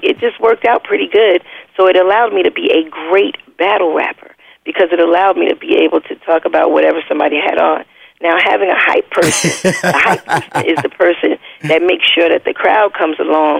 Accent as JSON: {"language": "English", "town": "New York City", "region": "New York", "country": "United States", "tie": "born or raised there", "said": "Well, I grew up in Queensbridge Public Housing, which is the largest housing project in the world, and it was like a city."}